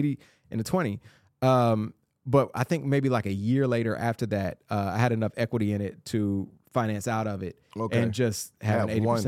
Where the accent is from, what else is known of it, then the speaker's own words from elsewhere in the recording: Atlanta, Georgia, United States; moved away as an adult; now in Nashville, United States; Yeah, I grew up in Clayton County.